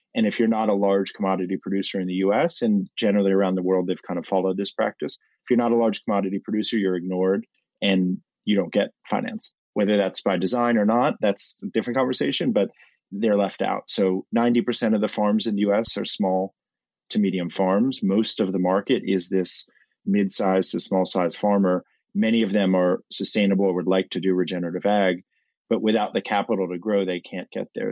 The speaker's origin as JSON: {"language": "English", "town": "Washington", "region": "District of Columbia", "country": "United States", "tie": "born or raised there", "said": "I grew up in Washington, D.C one generation off the farm like many"}